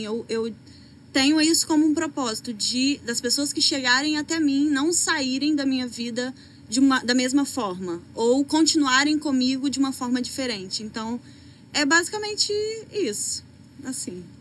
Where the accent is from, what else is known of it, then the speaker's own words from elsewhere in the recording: Presidente Kennedy, Espírito Santo, Brazil; moved away as an adult; now in Rio de Janeiro, Brazil; eu sou de Kennedy, todos conhecem provavelmente, é uma cidade muito pequena